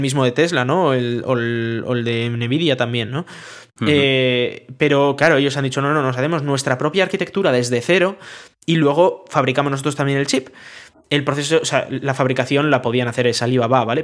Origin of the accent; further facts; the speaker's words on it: Galdakao, Basque Country, Spain; Galdacao, para que no lo sepa, es mi pueblo